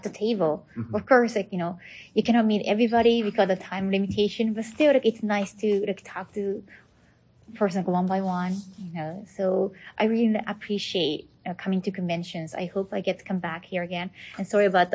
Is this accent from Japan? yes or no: yes; Tokyo, Japan; I'm from Tokyo, so we don't really have a lot of big apartments